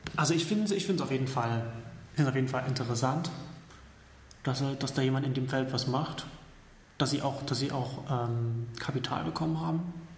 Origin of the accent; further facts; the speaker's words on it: Saxony, Germany; now in Berlin, Germany; aus meiner Heimat